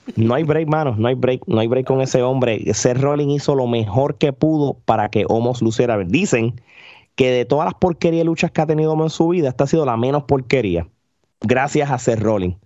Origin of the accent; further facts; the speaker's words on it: Puerto Rico; uno como puertorriqueño